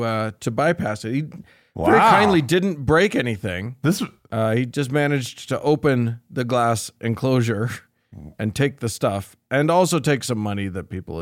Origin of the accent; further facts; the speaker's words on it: Bari, Apulia, Italy; I'm from Bari, Italy.